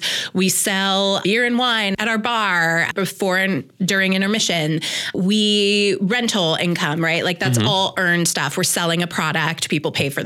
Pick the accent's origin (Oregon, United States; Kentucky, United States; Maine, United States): Oregon, United States; Portland; also born or lived in New York / Los Angeles; I'm from Portland, and then I went back east to college and then lived in New York for 5 years